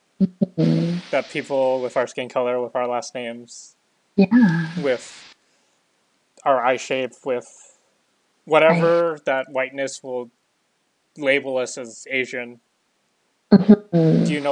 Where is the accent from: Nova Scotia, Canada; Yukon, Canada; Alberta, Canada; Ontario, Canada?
Alberta, Canada; Calgary; now in Lower Mainland, Canada; growing up in Calgary